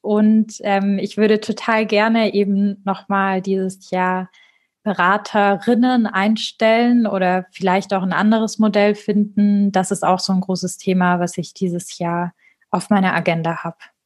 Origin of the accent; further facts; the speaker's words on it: Marbach am Neckar, Baden-Württemberg, Germany; moved away; also born or lived in Stuttgart / Munich; aus Marbach am Neckar